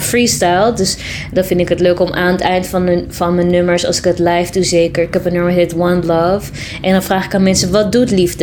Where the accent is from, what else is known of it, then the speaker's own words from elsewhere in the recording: Amsterdam, North Holland, Netherlands; ben geboren en getogen in Amsterdam. Ja. In Amsterdam-Oost.